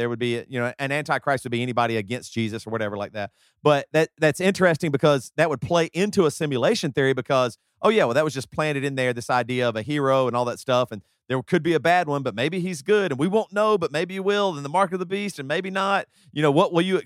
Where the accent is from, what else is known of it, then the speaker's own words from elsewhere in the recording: South Carolina, United States; where I grew up in the South and in South Carolina